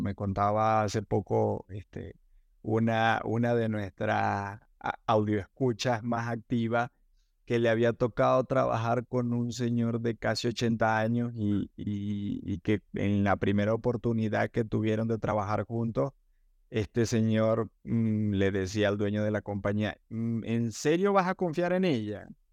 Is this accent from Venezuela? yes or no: yes; Maracaibo, Zulia, Venezuela; Maracaibo, mi ciudad natal